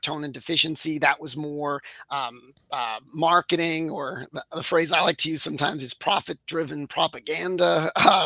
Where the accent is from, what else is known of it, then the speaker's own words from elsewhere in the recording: Framingham, Massachusetts, United States; So I'm a local here in my hometown of Framingham, Mass.